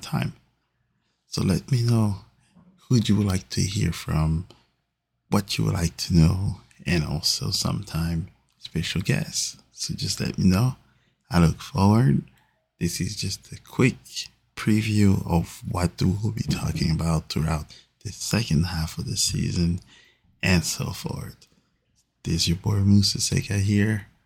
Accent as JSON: {"language": "English", "town": "Paris", "region": "Île-de-France", "country": "France", "tie": "born or raised there", "moved": "yes", "lives_now": "St. Louis, United States", "said": "Big supporter of Paris Saint-Germain, which is my hometown team"}